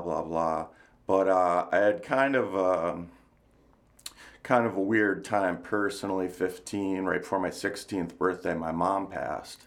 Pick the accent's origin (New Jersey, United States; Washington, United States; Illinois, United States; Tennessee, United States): New Jersey, United States; moved away; also born or lived in New York; I was born in New York, grew up in New Jersey, uh, bridge and tunnel crowd